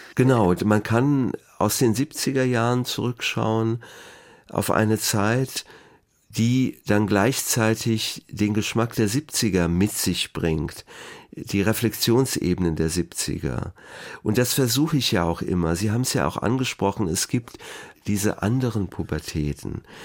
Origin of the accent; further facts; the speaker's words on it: Wiesbaden, Hesse, Germany; Ich bin in Biebrich aufgewachsen